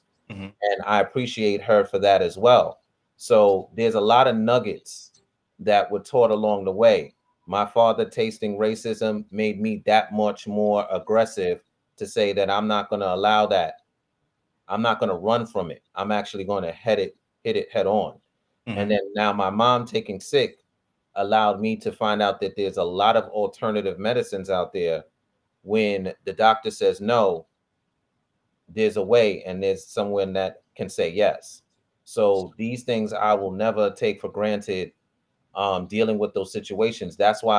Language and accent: English; Nigeria; Me being the Nigerian, like, wait a minute.